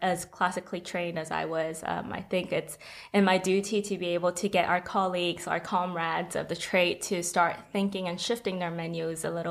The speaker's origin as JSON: {"language": "English", "country": "Hong Kong", "said": "I'm from Hong Kong"}